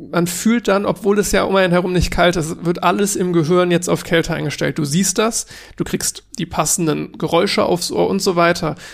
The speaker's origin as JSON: {"language": "German", "town": "Cologne", "region": "North Rhine-Westphalia", "country": "Germany", "said": "ich komme halt aus Köln und ich dachte mir, es kann nicht sein, dass ich aus Köln komme und da in der Umgebung gewohnt habe für, naja, lass mich überlegen, 20 Jahre und nie auf der Gamescom war."}